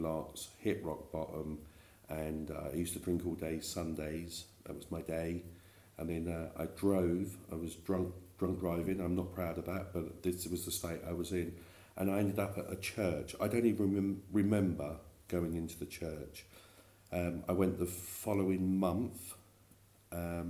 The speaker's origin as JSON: {"language": "English", "town": "Milton Keynes", "region": "South East England", "country": "United Kingdom", "tie": "born or raised there", "also_born_or_lived": "East End of London", "accent": "East End", "said": "I'm actually born and bred in Buckinghamshire."}